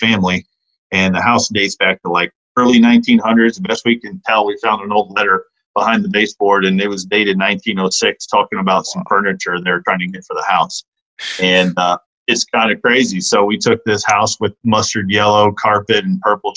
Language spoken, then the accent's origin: English; outside of St. Louis, Missouri, United States; moved away; I'm kind of a Midwest guy by heart. You know, I grew up outside of St. Louis